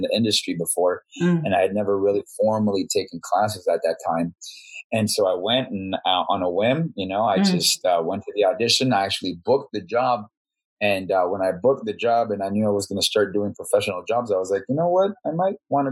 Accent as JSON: {"language": "English", "region": "Bogotá", "country": "Colombia", "tie": "born or raised there", "moved": "yes", "lives_now": "Las Vegas, United States", "said": "I grew up in Bogota, Colombia"}